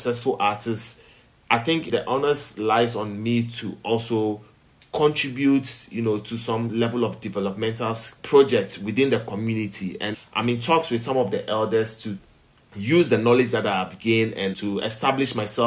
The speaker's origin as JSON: {"language": "English", "town": "Accra", "region": "Greater Accra", "country": "Ghana", "tie": "born or raised there", "also_born_or_lived": "Volta Region, Ghana / Keta, Ghana", "said": "being a child raised as a Catholic in Accra, where you barely saw some of these things in some of the gated communities and the flats that we grew up in."}